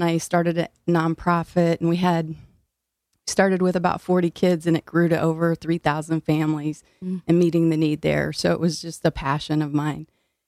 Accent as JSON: {"language": "English", "region": "Illinois", "country": "United States", "moved": "yes", "lives_now": "New Haven, United States", "said": "I am originally from Illinois."}